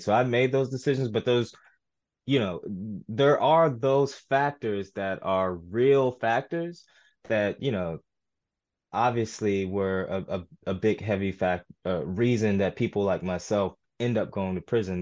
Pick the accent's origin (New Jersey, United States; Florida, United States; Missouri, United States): Missouri, United States; St. Louis; I was born in Saint Louis, uh, an area called U City